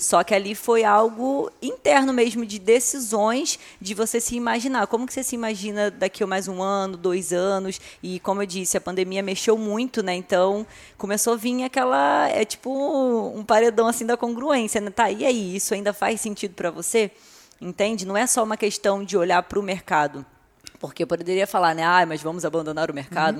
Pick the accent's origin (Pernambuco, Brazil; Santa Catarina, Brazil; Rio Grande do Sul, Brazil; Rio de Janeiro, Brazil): Rio de Janeiro, Brazil; moved away as an adult; also born or lived in Arraial do Cabo / Cabo Frio; now in São Paulo, Brazil; eu sou do Rio de Janeiro, né, morava aqui na região dos Lagos, em Arraial do Cabo